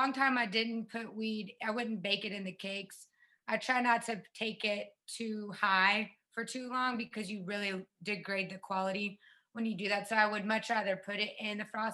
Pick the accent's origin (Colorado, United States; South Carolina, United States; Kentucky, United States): South Carolina, United States; moved away as an adult; now in Las Vegas, United States; I grew up in the South